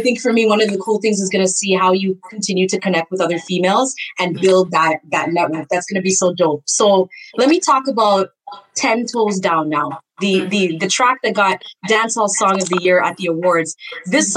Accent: Canada; I'm Guyanese a background. Even though I was right. born in Canada, and sometimes my accent will mix up

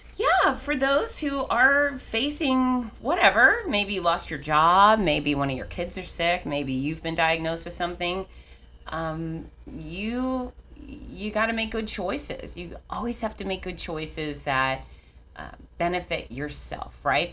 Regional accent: Fort Lauderdale, Florida, United States; I grew up in Fort Lauderdale

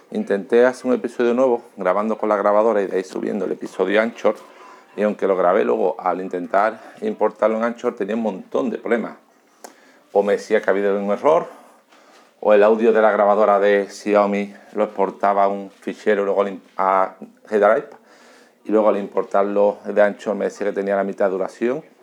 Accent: Seville, Andalusia, Spain; born there; now in Alcalá de Guadaíra, Spain; Eh, vivo en Alcalá de Guadaira, pero trabajo en Sevilla, ¿vale? Y nací en Sevilla.

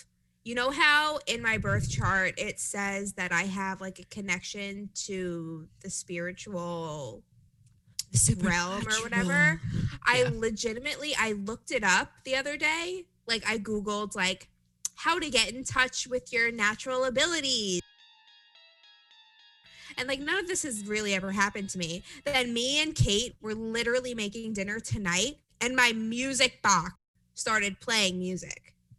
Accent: New York, United States; accent: New York; now in North Carolina, United States; I feel like my accent has dwindled a little bit living in North Carolina, but people still clock me for my accent all the time. They think I'm from New Jersey first

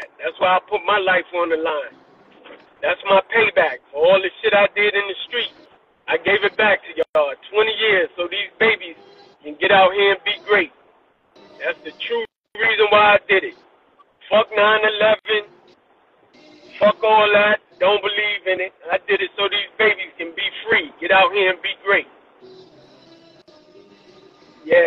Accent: New York City, New York, United States; moved away as an adult; also born or lived in Washington, D.C.; I'm from Brooklyn

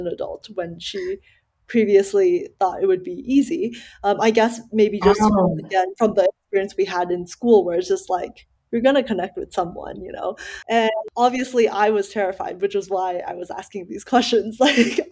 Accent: Dallas, Texas, United States; also born or lived in Malaysia; growing up in Dallas and then moving out of Dallas for work

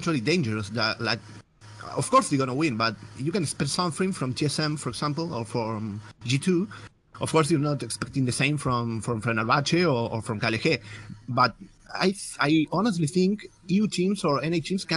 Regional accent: Argentina; English is a second language; I'm from Argentina, actually, from South America

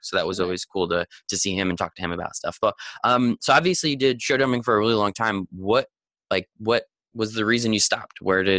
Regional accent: Hunterdon County, New Jersey, United States; I live in New Jersey, so I know all these places. but yeah, I mean, I grew up in Hunterdon County

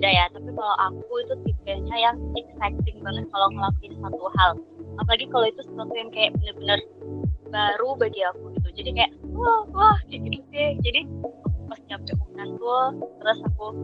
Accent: West Sumatra, Indonesia; walaupun aku orang Minang dan ngerti bahasa Minang tapi beda gitu

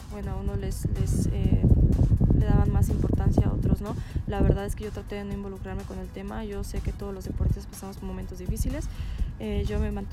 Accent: Mexico; cada vez que nosotros como mexicanos pues vemos que vamos avanzando, pues más te motivas y más avanzamos.

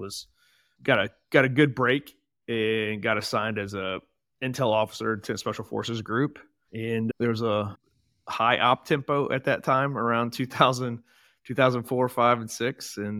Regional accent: Portsmouth, Ohio, United States; Born and raised here in beautiful Portsmouth, Ohio, and Southern Ohio.

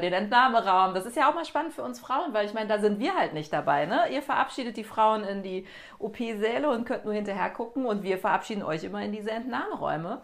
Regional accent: Cologne, North Rhine-Westphalia, Germany; moved away; Ich bin wieder in Köln, meiner Heimatstadt

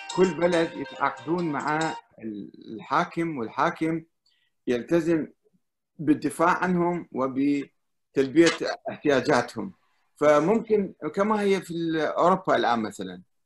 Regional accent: Iraq; انا كعراقي

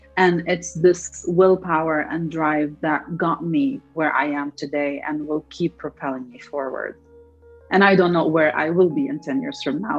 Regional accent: Lebanon; moved away as an adult; also born or lived in Detroit, United States / California, United States; now in United States; I'm originally from Lebanon, so I came from from Lebanon all the way to Detroit

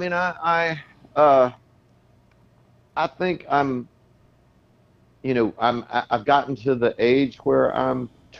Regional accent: Del Rio, Texas, United States; moved away; Pogue Theater in Del Rio. That was my hometown theater.

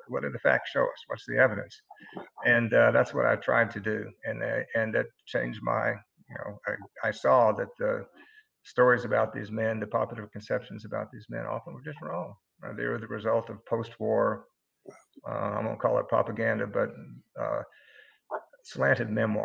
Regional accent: Tennessee, United States; also born or lived in Virginia; I was born in Virginia and grew up in Tennessee

